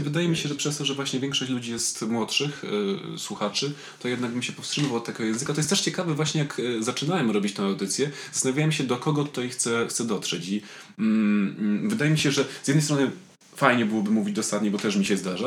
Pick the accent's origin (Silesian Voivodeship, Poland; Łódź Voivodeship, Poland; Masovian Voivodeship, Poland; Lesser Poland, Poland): Silesian Voivodeship, Poland; Tarnowskie Góry; now in Warsaw, Poland; jestem z Tarnowskiej Góry i do Tarnowskich Gór pałam wielką miłością.